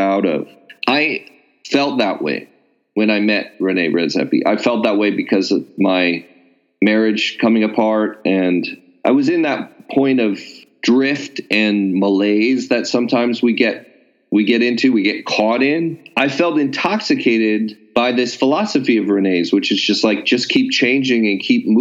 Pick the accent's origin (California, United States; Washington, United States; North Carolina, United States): California, United States; I'm a Californian, so I have that kind of built-in produce worship that a lot of West Coasters have